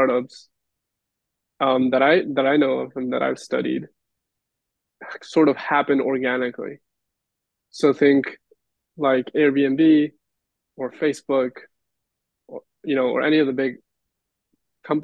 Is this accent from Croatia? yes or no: no; Peru; now in Los Angeles, United States; my experience growing up in Peru